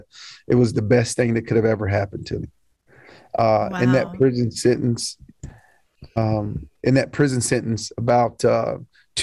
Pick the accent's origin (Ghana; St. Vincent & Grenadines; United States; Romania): United States; Knoxville, Tennessee; I was born and raised here in Knoxville, grew up in East Knoxville